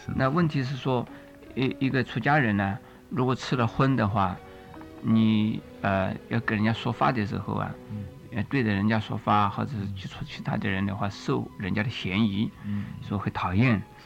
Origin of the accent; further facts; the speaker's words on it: China; 我们中国人，从这个一开始啊，呃，我们所看到的出家人呢，呃，都是吃素的